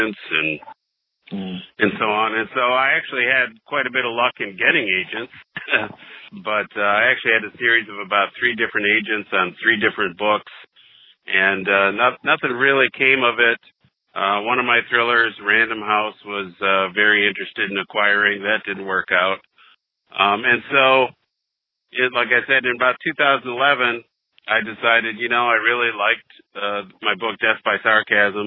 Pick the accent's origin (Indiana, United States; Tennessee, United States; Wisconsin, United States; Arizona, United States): Wisconsin, United States; moved away as an adult; now in Detroit, United States; I was born and raised in Wisconsin, moved to Detroit, Michigan back in 2000.